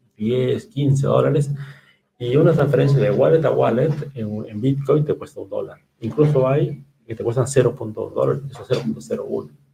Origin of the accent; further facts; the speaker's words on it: Peru; nosotros como peruanos